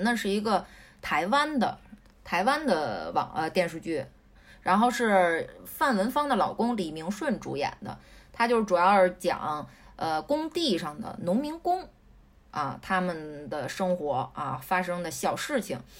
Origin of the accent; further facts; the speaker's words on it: Beijing, China; 是是我们北京人，这武打明星。